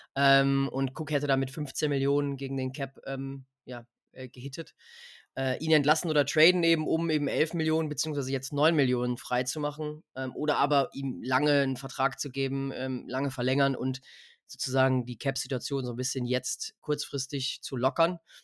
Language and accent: German; Munich area, Bavaria, Germany; Wir sind ja beide aus dem Münchner Raum, Freddy und ich